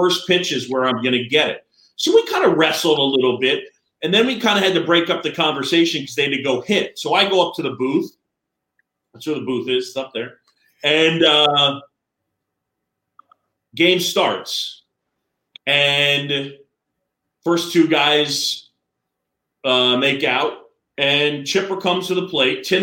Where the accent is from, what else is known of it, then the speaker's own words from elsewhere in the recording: New York City, New York, United States; I grew up in New York City on Roosevelt Island